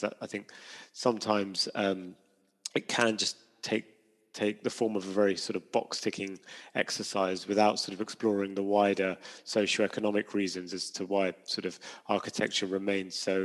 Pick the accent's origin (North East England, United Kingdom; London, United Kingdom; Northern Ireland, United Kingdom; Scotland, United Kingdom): London, United Kingdom; I grew up in London